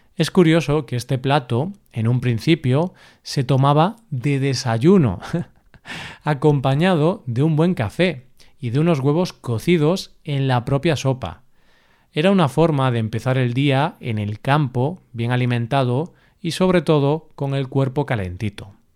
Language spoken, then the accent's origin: Spanish; Galicia, Spain; el cocido gallego, que es el de mi tierra